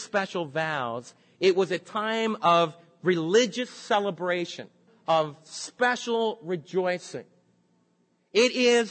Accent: New York City, New York, United States; now in Dallas, United States; the lakefront where I was raised in New York City, along by the docks

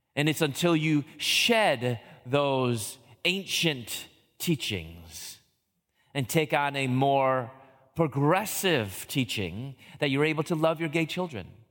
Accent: Chicago, Illinois, United States; moved away as an adult; also born or lived in Louisville / Atlanta; I moved from Chicago, where I'm from, down to Louisville

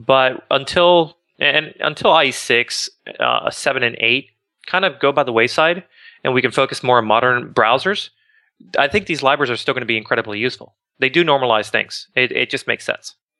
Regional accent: Miami, Florida, United States; also born or lived in Boca Raton, Florida; I grew up in Miami

